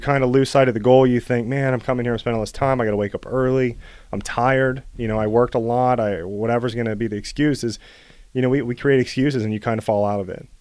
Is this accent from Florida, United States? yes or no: no; Bellwood, Pennsylvania, United States; also born or lived in Ohio / California; I grew up in Bellwood